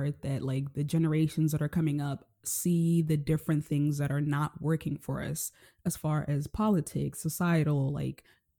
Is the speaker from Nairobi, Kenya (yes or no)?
yes; Nairobi, Kenya; I grew up living in Nairobi, Kenya. I come from poverty.